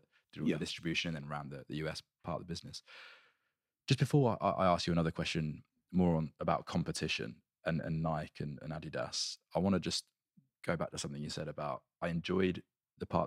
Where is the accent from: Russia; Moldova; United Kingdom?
United Kingdom; England; as an English person